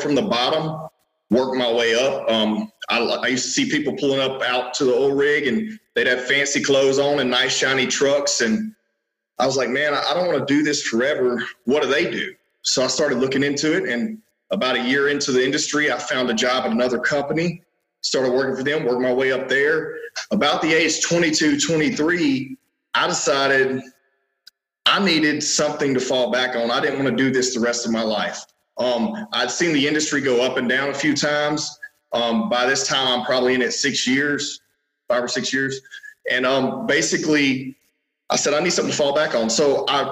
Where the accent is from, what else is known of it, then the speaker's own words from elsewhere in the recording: Minden, Louisiana, United States; now in Shreveport, United States; I was born in Minden, Louisiana. This is North Louisiana. Right now I'm in Shreveport. So that's about 30 minutes east of here